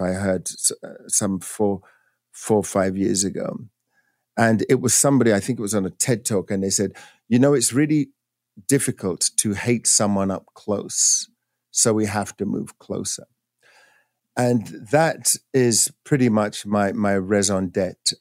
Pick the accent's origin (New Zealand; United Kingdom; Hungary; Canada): United Kingdom; England; moved away as an adult; now in United States; growing up in England